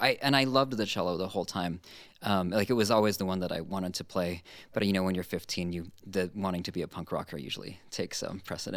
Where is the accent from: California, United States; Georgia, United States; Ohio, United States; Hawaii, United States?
Hawaii, United States; Honolulu; moved away; I grew up in Honolulu